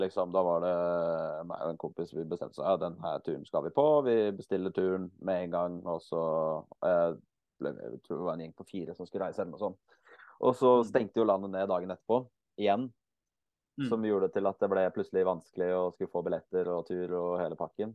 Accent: Eastern Norway, Norway; also born or lived in Bergen, Norway; now in Kristiansand, Norway; Jeg er jo født og oppvokst på Østlandet.

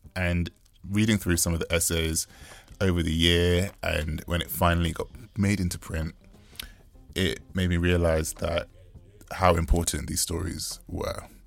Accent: United Kingdom; Growing up in the United Kingdom as a British-born West Indian man

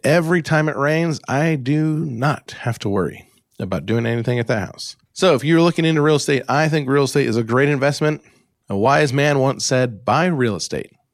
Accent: Alaska, United States; accent: United States; also born or lived in Great Lakes; now in Great Lakes region, United States; my normal, boring, Alaska-born, Great Lakes living, United States accent

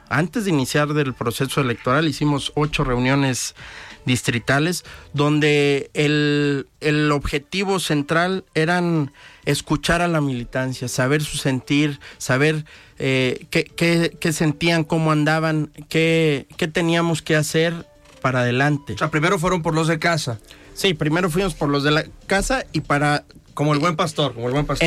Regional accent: Unión de San Antonio, Jalisco, Mexico; moved away as an adult; also born or lived in Mexico City / Lagos de Moreno; now in Guadalajara, Mexico; Yo soy originario de Unión de San Antonio, Jalisco, aunque actualmente radico

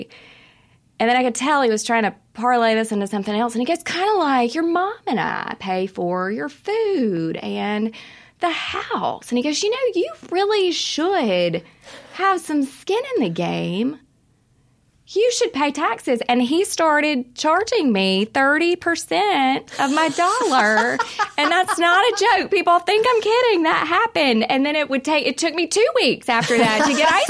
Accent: Wiggins, Mississippi, United States; I'm from Wiggins, Mississippi, down in South Mississippi

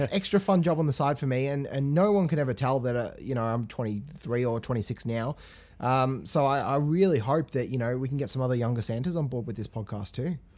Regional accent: England, United Kingdom; moved away; I grew up in England

